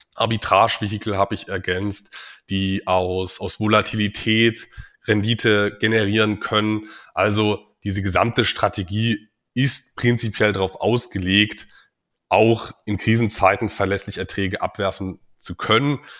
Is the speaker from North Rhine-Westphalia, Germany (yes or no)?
no; Dresden, Saxony, Germany; now in Magdeburg, Germany; Privat bin ich in Dresden aufgewachsen, wohne mittlerweile in Magdeburg.